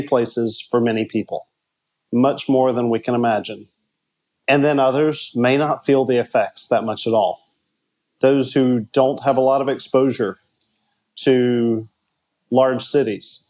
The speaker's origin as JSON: {"language": "English", "country": "United States", "moved": "as an adult", "lives_now": "Rio de Janeiro, Brazil", "said": "I am actually an American, but I left the U.S. 20 years ago in 2000"}